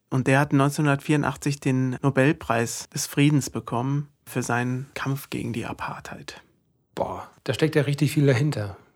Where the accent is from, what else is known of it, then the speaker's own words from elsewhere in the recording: Kerpen, North Rhine-Westphalia, Germany; Ich komme aus Kerpen natürlich.